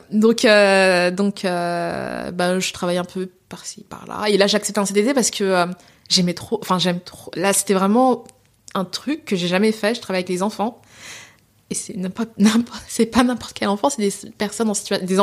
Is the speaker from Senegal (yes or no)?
yes; Senegal; veut dire femme en Wolof. Je suis sénégalaise.